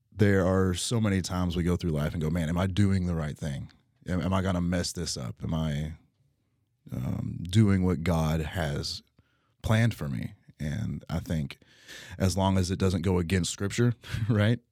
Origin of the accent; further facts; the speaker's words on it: Utica, Kentucky, United States; also born or lived in Texas; now in Owensboro, United States; I grew up in Utica, went to, uh, school out in Texas for a few years